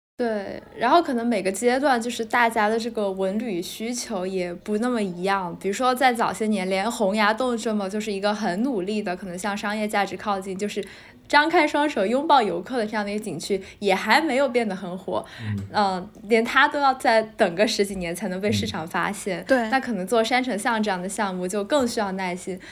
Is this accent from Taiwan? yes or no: no; Chongqing, China; 像我自己作为一个重庆人